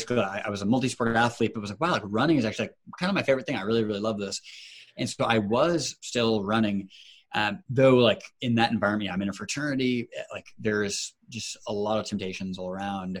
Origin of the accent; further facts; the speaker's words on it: Seattle, Washington, United States; moved away as an adult; also born or lived in Chicago / Cambridge; my hometown of Seattle